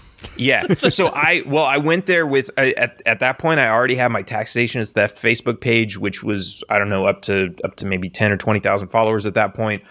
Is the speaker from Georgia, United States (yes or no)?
no; Los Angeles, California, United States; moved away as an adult; also born or lived in Texas; I grew up in Los Angeles as a Democrat